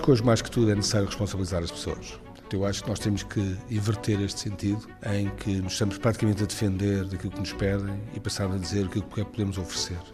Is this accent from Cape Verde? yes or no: no; Portugal; como portugueses